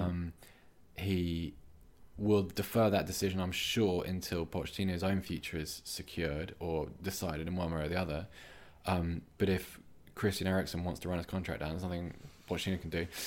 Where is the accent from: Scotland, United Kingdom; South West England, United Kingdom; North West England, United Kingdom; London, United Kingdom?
South West England, United Kingdom; Bath; moved away; I'm from Bath and, uh, I've moved back there recently, but I was born there